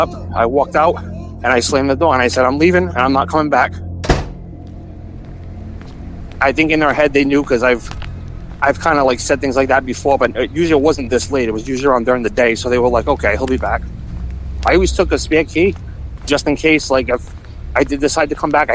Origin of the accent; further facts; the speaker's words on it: Rhode Island, United States; I was born and raised in Rhode Island